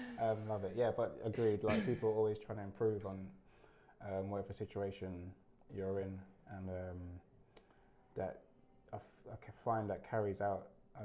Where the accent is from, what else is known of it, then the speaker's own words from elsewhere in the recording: Ireland; Yeah, somewhere along the lines. Yeah. I'm Irish.